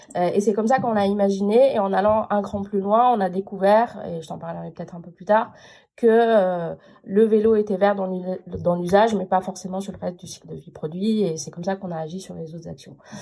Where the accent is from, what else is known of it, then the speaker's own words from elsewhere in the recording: France; m'a dit d'où vous venez. Je dis de France